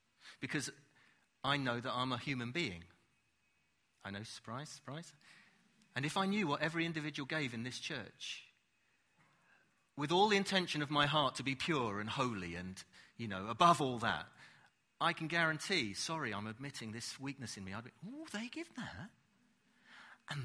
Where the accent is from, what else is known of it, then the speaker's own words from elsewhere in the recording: United Kingdom; we're British